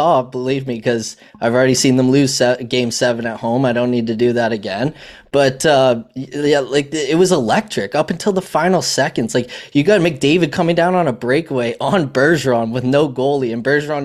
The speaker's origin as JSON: {"language": "English", "country": "Canada", "said": "I'm Canadian"}